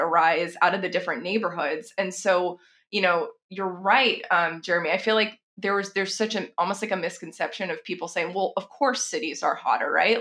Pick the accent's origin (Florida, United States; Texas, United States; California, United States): Texas, United States; also born or lived in San Francisco; now in Seattle, United States; I'm based in Seattle now. I'm from Texas originally, but I spent quite a few years in San Francisco.